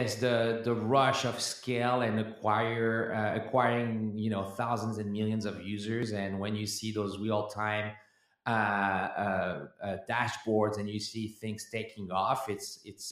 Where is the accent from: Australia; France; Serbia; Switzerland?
France; now in United States; I was born and raised in France